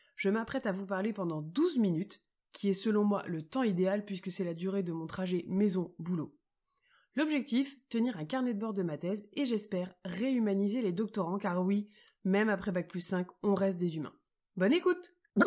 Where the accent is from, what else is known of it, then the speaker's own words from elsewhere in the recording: France; on est des Français